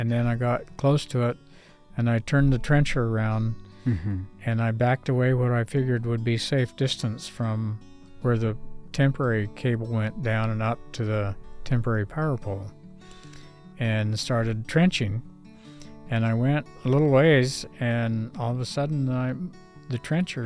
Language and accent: English; Northern California, United States; moved away as an adult; also born or lived in Oregon / upstate New York; I grew up in Northern California at PUC